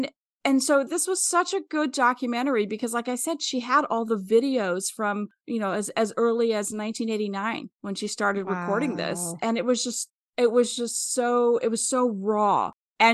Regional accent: Wellsville, Kansas, United States; she's from my hometown, and I feel like I missed out on a possible friend. She's from Wellsville, Kansas, which is about 20 miles outside of Kansas City.

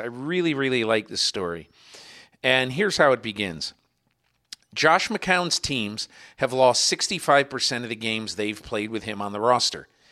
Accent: Connecticut, United States; I'm from Connecticut

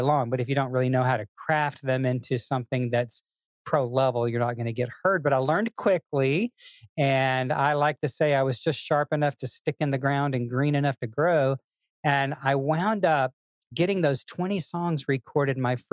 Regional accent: Memphis, Tennessee, United States; But I grew up in a Southern family in Memphis, Tennessee.

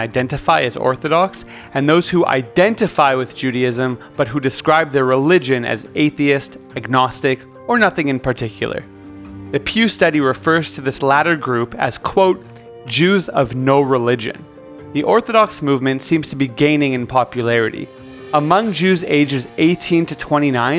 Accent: Canada; now in Israel; As a Canadian and now Israeli

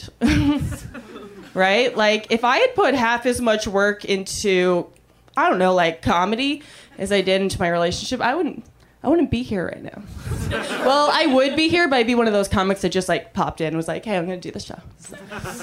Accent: Canada; now in United States; I'm an immigrant. Thank you. I'm Canadian

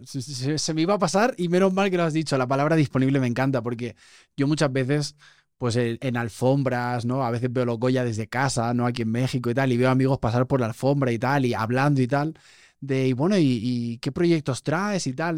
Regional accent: Spain; moved away; nuestro acento es muy marcado

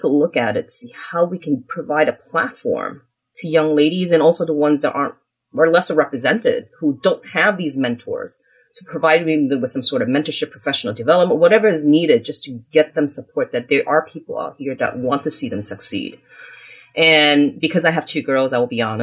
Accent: United States; So we were considered one of those immigrants that were literally coming here with penniless. And I grew up in the United States.

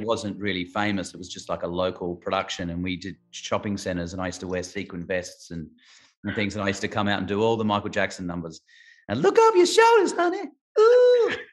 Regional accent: Adelaide, South Australia, Australia; moved away; Adelaide, which is where I grew up in Adelaide, where I was born, South Australia

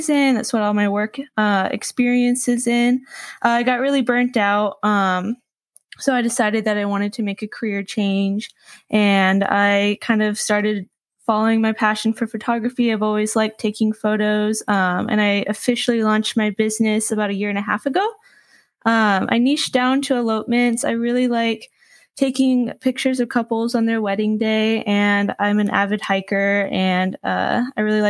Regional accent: Phoenix, Arizona, United States; moved away as an adult; also born or lived in Tucson, Arizona; now in Washington, United States; So I grew up in Arizona. I grew up in the Phoenix area, and then I went to school in Tucson.

